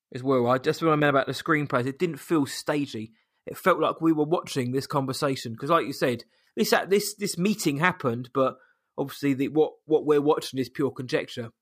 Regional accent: England, United Kingdom; from England

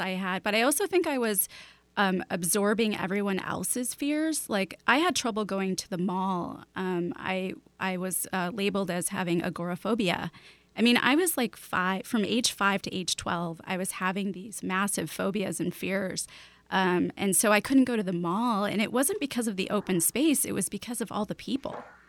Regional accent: Chicago, Illinois, United States; now in Seattle, United States; I grew up in Chicago, then moved to Seattle

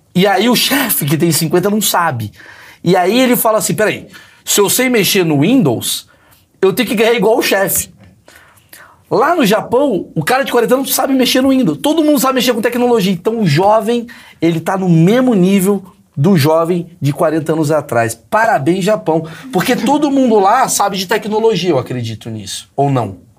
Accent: Brazil; nós brasileiros

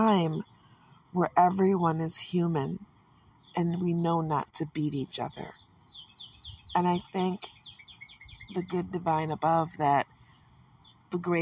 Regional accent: Michigan, United States; I'm from Michigan, and because of that, you know I'm surrounded by water

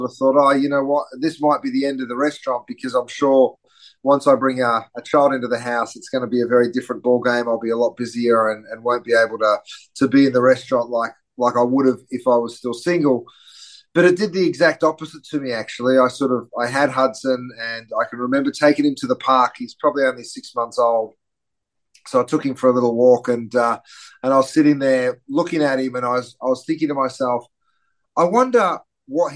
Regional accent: Australia; moved away as an adult; also born or lived in London, United Kingdom; now in Los Angeles, United States; I grew up in Australia, which explains the slightly strange accent

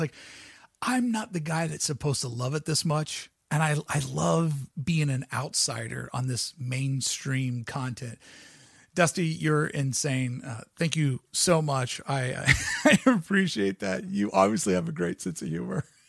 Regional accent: United States; moved away; also born or lived in Toronto, Canada; I grew up on the banks of the Ohio River.

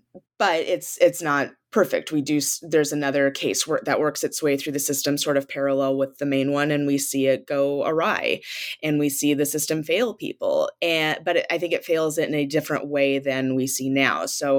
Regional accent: Sault Ste. Marie, Michigan, United States; I'm from the Upper Peninsula, originally from Sault Ste. Marie, which is Bawi-Tagong in the book.

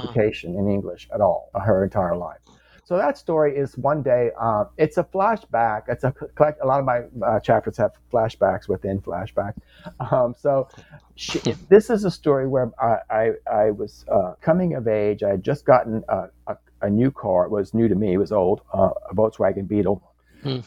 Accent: Louisiana, United States; born or raised there

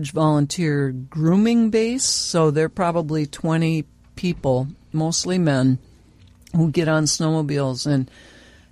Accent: Glenwood, Minnesota, United States; now in Bemidji, United States; I grew up in Glenwood

